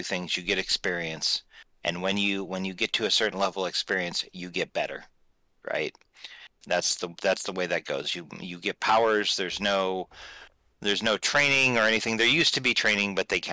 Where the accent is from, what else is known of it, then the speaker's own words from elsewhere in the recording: Midwestern United States, United States; I grew up in the Midwestern United States